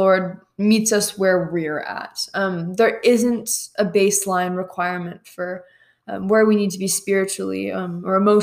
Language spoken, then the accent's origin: English; San Francisco Bay Area, California, United States; moved away as an adult; now in Utah, United States; I'm from the San Francisco Bay Area. I was raised there my whole life.